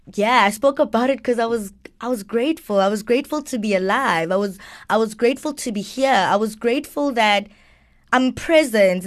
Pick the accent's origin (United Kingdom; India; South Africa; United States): South Africa; Johannesburg, Gauteng; also born or lived in Greytown, KwaZulu-Natal; I grew up in Joburg though